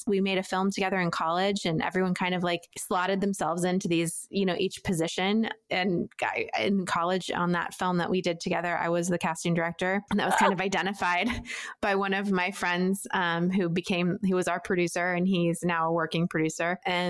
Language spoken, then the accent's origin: English; Columbus, Ohio, United States; moved away as an adult; also born or lived in Los Angeles, United States; now in Atlanta, United States; I was born in Ohio, Columbus, Ohio, and grew up in the Midwest. I went to Ohio University and moved out to Los Angeles when I graduated with my group of friends that I had met at OU in 2006. And I lived in LA for almost 15